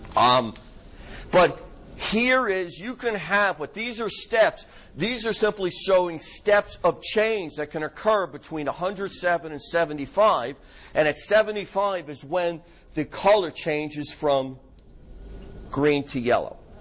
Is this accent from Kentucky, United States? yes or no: no; New York, United States; accent: New York; My New York accent's coming out